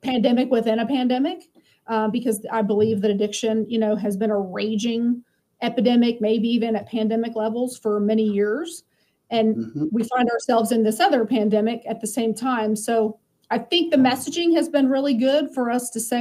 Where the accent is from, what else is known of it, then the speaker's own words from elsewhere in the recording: Lakeland, Florida, United States; also born or lived in Tampa, Florida; So I grew up in Lakeland, and then I moved to Tampa when I got married